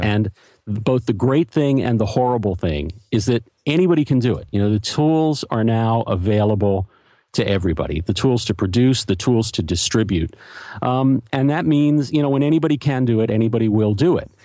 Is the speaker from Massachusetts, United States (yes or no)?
no; Philadelphia, Pennsylvania, United States; also born or lived in New York; now in Los Angeles, United States; I grew up in Philadelphia